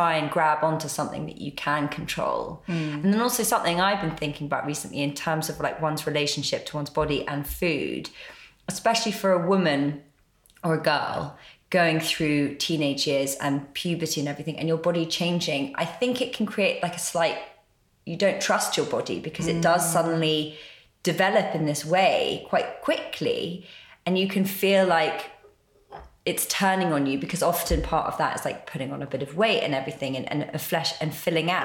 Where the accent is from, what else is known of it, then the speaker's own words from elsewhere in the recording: London, United Kingdom; we grew up in London and went to London day schools